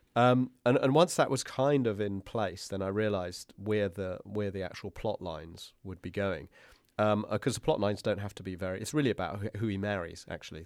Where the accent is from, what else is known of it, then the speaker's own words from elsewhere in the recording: United Kingdom; being a British person